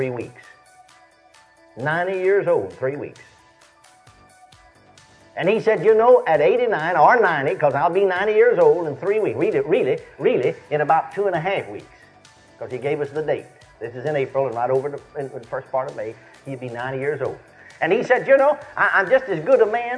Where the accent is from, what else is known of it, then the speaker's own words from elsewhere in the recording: McKinney, Texas, United States; moved away; my hometown of McKinney, Texas